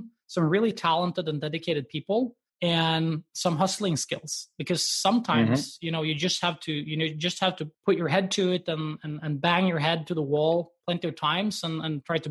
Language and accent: English; Norway; me being Norwegian and growing up in Norway